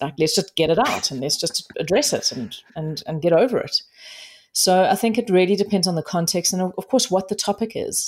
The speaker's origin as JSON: {"language": "English", "country": "South Africa", "said": "I am South African"}